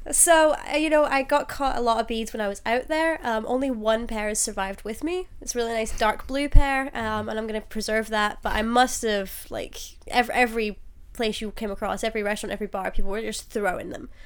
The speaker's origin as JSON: {"language": "English", "town": "Glasgow", "region": "Scotland", "country": "United Kingdom", "said": "I'm from Glasgow in Scotland."}